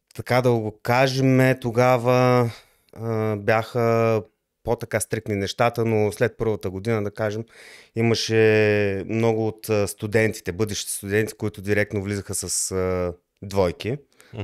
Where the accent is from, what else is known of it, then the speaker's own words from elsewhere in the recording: Lovech, Lovech Province, Bulgaria; moved away as an adult; also born or lived in Levski, Bulgaria; now in Germany; Роден съм в България, в град Левски, но доста от по-голямата част от живота ми съм живял в град Ловеч.